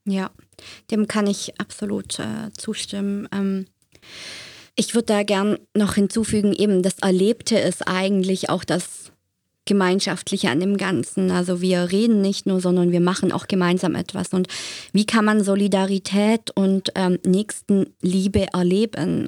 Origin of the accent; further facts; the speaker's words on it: Germany; now in Zürich, Switzerland; ich kenne das aus Deutschland. Ich bin ja gebürtig aus Deutschland